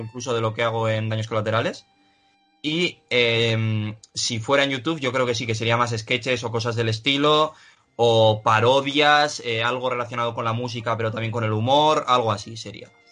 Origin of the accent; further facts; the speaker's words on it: Pamplona, Navarre, Spain; also born or lived in Salamanca / Bilbao; yo al haber nacido en Salamanca, porque yo nací en Salamanca y a los tres años me mudé a Pamplona